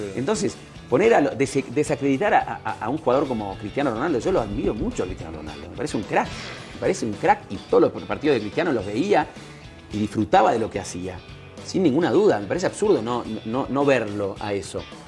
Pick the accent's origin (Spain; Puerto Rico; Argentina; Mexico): Argentina; como decimos en Argentina